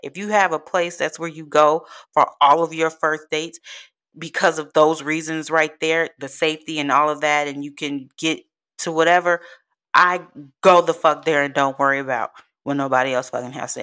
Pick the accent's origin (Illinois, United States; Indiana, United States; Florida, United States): Illinois, United States; Chicago; moved away as an adult; now in Texas, United States; I'm from Chicago, born and raised